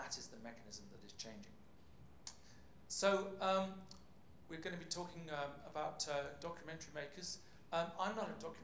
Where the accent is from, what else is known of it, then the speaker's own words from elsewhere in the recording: England, United Kingdom; accent: plummy; moved away as an adult; now in Copenhagen, Denmark; you can probably tell by my plummy tones that I'm from England. But I have been living in Denmark for 10 years now